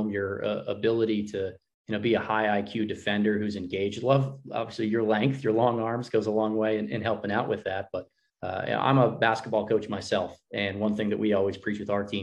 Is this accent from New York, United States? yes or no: yes; New York City, New York, United States; I'm from New York.